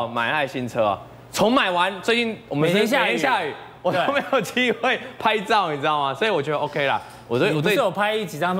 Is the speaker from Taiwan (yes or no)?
yes; Taiwan; first language Taiwanese Hokkien; Chinese is a second language; 我母语是台语。